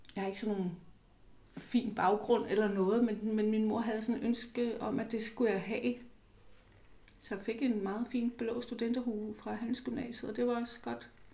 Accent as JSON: {"language": "Danish", "area": "Falster", "region": "Zealand", "country": "Denmark", "tie": "born or raised there", "said": "Jeg er vokset op nede på Falster"}